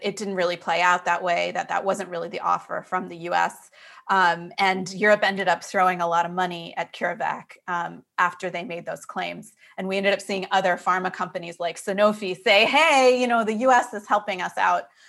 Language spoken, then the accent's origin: English; United States; as an American who covered health policy in the United States